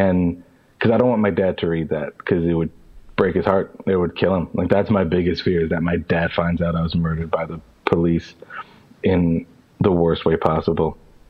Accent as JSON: {"language": "English", "town": "Bridgeport", "region": "Connecticut", "country": "United States", "tie": "born there", "said": "I was born in 1992 in Bridgeport, Connecticut."}